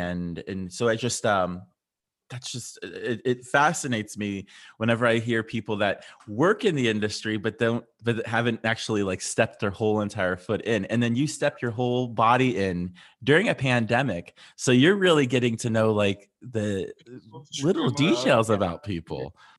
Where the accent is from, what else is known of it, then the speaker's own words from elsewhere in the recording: New York City, New York, United States; moved away; also born or lived in Ohio; I come from New York, you know, New York City